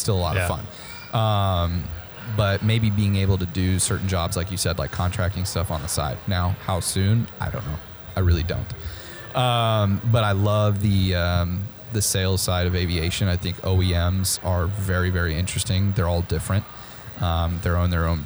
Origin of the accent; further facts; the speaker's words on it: Midwest, United States; now in Texas, United States; moving here was something new for me because I'm from the Midwest